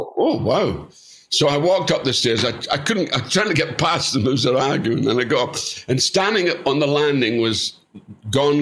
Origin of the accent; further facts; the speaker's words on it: Scotland, United Kingdom; as we call it in Scotland